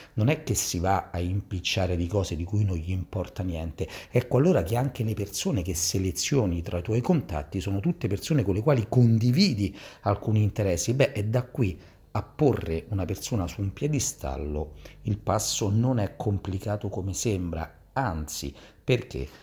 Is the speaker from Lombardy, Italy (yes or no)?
no; Gioiosa Marea, Sicily, Italy; now in Rome, Italy; fisioterapista e ipnoterapista di Roma e parlo però dalla Sicilia dal mio paese di origine, Gioiosa Marea, in provincia di Messina